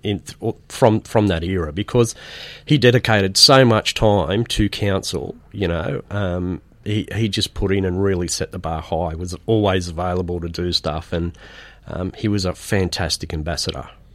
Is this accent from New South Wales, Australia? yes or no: yes; Rydalmere, New South Wales, Australia; also born or lived in Aberdeen, Scotland / Penrith; I grew up in Rydalmere